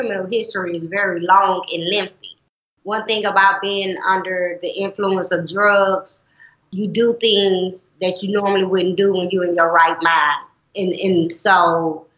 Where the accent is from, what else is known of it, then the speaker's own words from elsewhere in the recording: Nashville, Tennessee, United States; moved away as an adult; now in St. Louis, United States; I'm from Nashville, Tennessee